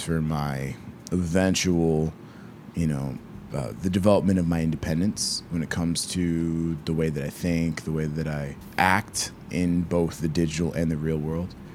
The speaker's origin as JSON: {"language": "English", "town": "Peachtree City", "region": "Georgia", "country": "United States", "said": "I'm from Peachtree City, Georgia."}